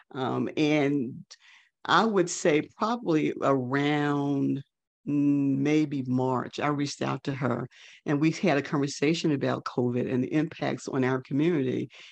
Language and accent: English; North Mississippi, United States; now in Atlanta, United States; I was a 14 year old Black girl child growing up in North Mississippi